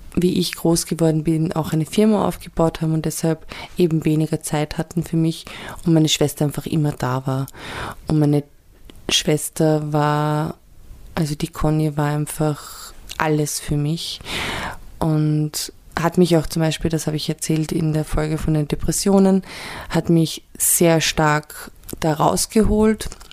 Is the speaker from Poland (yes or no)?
no; Vienna, Austria; ich bin ja in Wien geboren und aufgewachsen in Wien und im Südl, südlich von Wien.